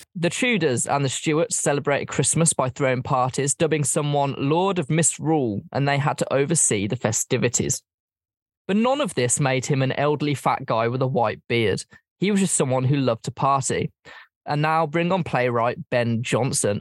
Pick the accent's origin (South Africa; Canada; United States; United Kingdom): United Kingdom; England